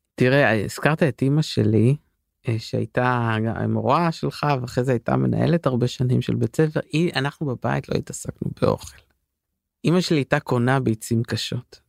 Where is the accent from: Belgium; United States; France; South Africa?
France; Paris, Île-de-France; also born or lived in London; now in Israel; אני בפריז הייתי גדלתי שם